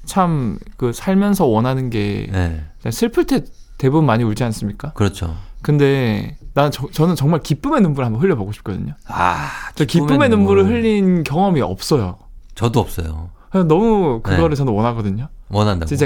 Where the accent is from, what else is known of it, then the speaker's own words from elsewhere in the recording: Gyeongsang, South Korea; 저는 약간 경상도 남자고 제가 장남이다 보니까